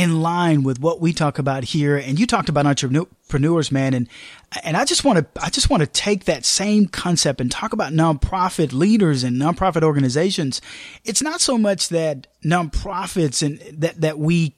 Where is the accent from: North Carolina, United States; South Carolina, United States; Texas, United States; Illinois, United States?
Texas, United States; Austin; Austin, Texas, my hometown, where I live and I sleep and I play and I give